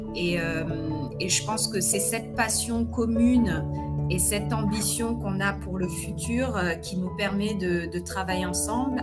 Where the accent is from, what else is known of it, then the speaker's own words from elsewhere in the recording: Paris, Île-de-France, France; moved away as an adult; also born or lived in United States / Nigeria; now in Accra, Ghana; je suis d'origine guinéenne mais j'ai grandi à Paris